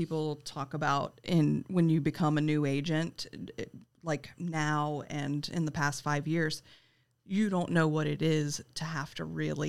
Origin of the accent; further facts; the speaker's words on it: Richmond, Virginia, United States; also born or lived in Massachusetts; Well, I was born and raised here in Richmond, and in 2006, I moved away to Massachusetts to go to school, and I lived there for 10 years